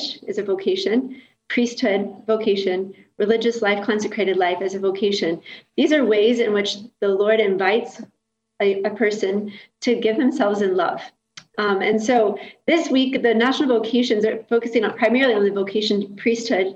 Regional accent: Kentucky, United States; moved away; So I grew up in Kentucky

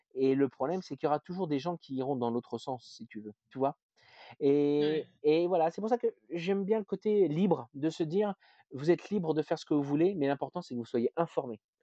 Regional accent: Berry, Centre-Val de Loire, France; now in Rouen, France; je suis français, née en France dans le fin fond du, du Berry

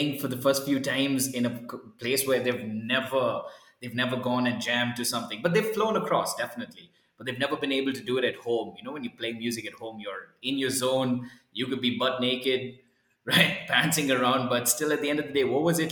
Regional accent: Bangalore, Karnataka, India; We're from Bangalore

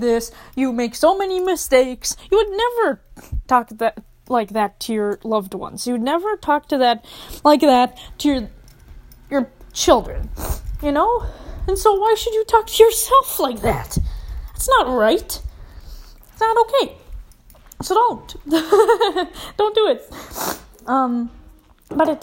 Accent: Minneapolis, Minnesota, United States; I grew up in Minneapolis

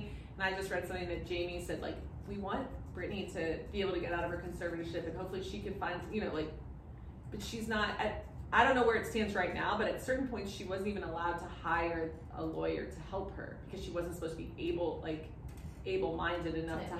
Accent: Miami, Florida, United States; I grew up in Miami

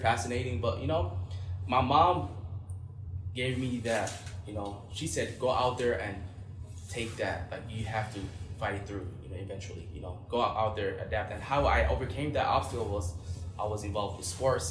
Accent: Minnesota, United States; for me as a former refugee myself, yeah, growing up in Minnesota

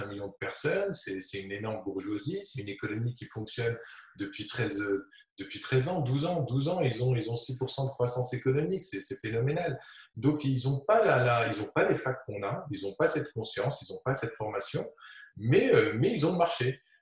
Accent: Tunis, Tunis Governorate, Tunisia; quand j'étais petit à Tunis, c'était quand on allait dans des, dans des expos

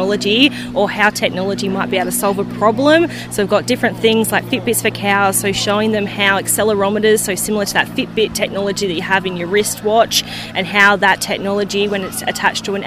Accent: Tamworth, New South Wales, Australia; I'm from Tamworth in New South Wales and I'm up here with Future Gen Education

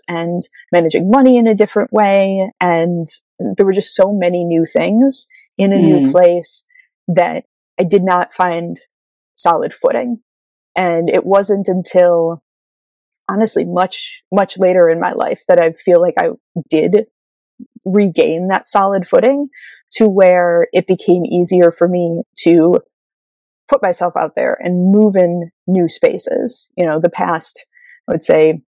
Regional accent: Midwest, United States; I am a white woman from the Midwest of America

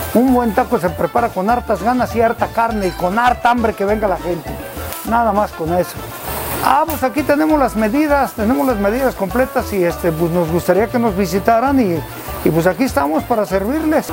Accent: Ezequiel Montes, Querétaro, Mexico; vengo del pueblo de Sequil Montes. Soy queretano 100%

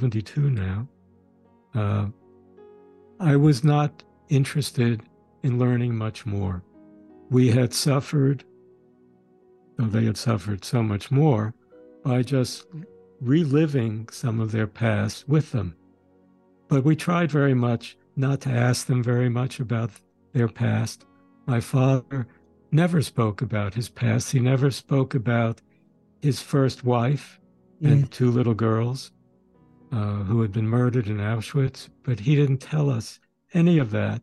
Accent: New York City, New York, United States; also born or lived in Sweden / Westchester County, New York; We grew up in Brooklyn, in the New York area. But again, as I said, we were born in Sweden

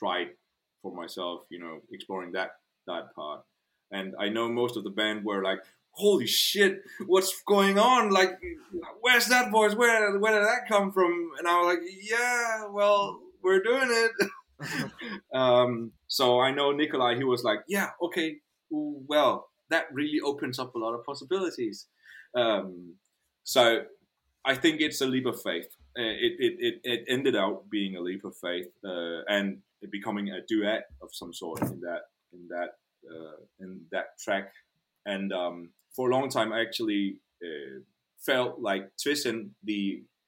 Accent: Denmark; first language Danish; English is a second language

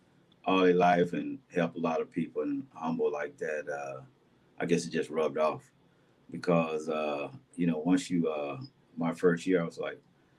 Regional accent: Dallas, Texas, United States; I grew up in Dallas in the Boys and Girls Club

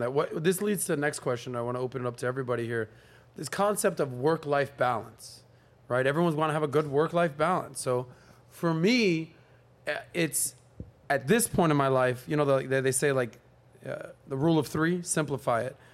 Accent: Miami, Florida, United States; But I grew up in Miami, nightlife, South Beach

